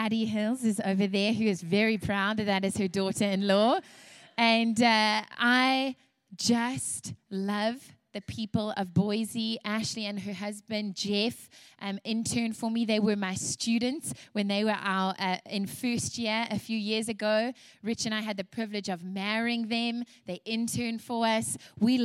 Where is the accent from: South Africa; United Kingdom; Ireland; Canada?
South Africa; also born or lived in Louisiana, United States; now in United States; And you can hear from my accent as well. I was raised in South Africa. I was actually born in Louisiana